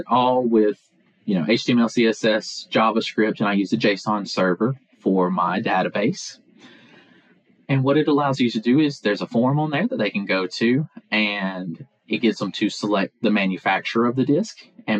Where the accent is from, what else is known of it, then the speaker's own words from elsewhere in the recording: Pulaski, Tennessee, United States; Pulaski, Tennessee.